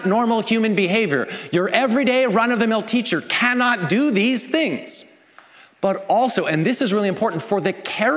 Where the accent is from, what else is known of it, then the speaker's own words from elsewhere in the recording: Canada; I'm Canadian